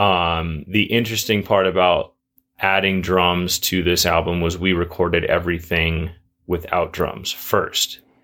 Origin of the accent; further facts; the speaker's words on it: Juneau, Alaska, United States; moved away as an adult; now in Bozeman, United States; I grew up in Juneau